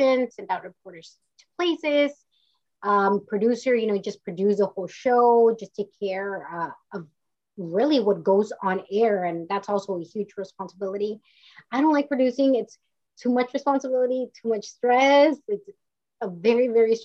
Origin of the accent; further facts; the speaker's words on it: Mission, Texas, United States; moved away as an adult; now in California, United States; grew up in the Valley in South Texas, and everybody's Hispanic, everybody's Mexican-American